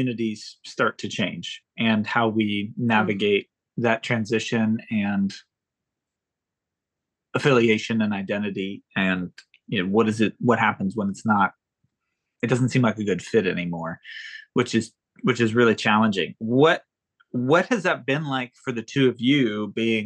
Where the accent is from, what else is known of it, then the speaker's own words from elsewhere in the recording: United States; I'm an American male